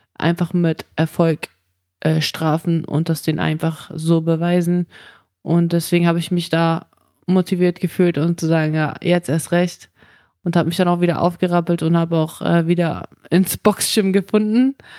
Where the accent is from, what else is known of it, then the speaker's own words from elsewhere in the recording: Germany; also born or lived in Kazakhstan; ich bin zwar in Kasachstan geboren, aber ich bin in Deutschland aufgewachsen